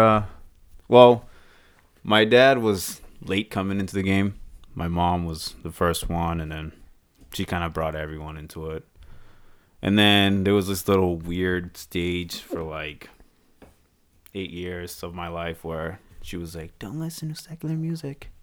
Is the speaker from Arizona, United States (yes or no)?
no; Boston, Massachusetts, United States; also born or lived in Texas; now in Windham, United States; I grew up in Boston.